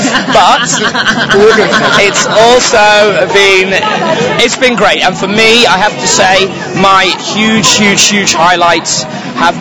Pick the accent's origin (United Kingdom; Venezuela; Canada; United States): United Kingdom; England; from Jolly Old England